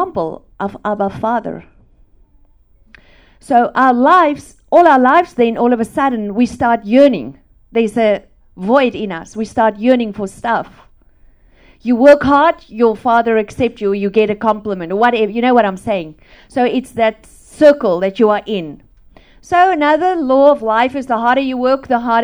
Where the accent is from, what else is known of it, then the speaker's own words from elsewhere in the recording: South Africa; English is a second language; I grew up in South Africa on a farm